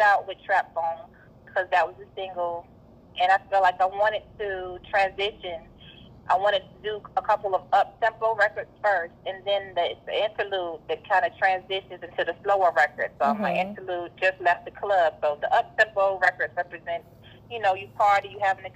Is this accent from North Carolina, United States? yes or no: yes; North Carolina, United States; also born or lived in Virginia; I was born in Virginia, raised in North Carolina